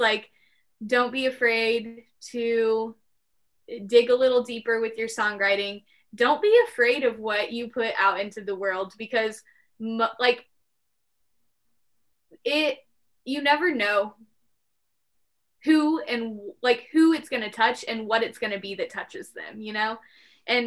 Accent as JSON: {"language": "English", "region": "Midwest", "country": "United States", "tie": "born or raised there", "said": "we're from the Midwest. Yeah, so we were like born and bred to apologize"}